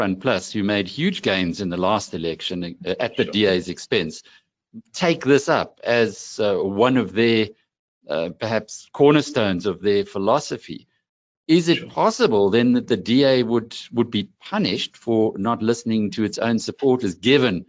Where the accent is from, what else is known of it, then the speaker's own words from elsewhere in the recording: KwaZulu-Natal, South Africa; I come from KwaZulu-Natal